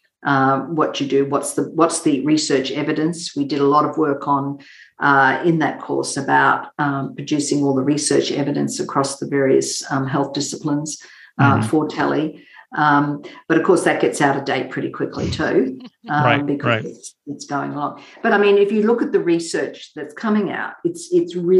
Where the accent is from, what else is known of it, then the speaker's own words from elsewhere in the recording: Mackay, Queensland, Australia; I grew up in a small country town in northern Queensland called Mackay, and I grew up on a sugarcane farm.